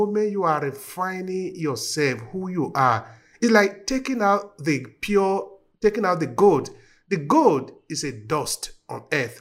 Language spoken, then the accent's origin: English; Uromi, Edo, Nigeria; my village where I was born in Nigeria, in Uromi.